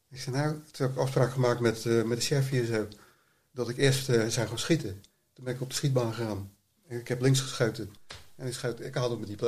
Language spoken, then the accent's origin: Dutch; Rotterdam, South Holland, Netherlands; Ik ben een regisseur uit Rotterdam.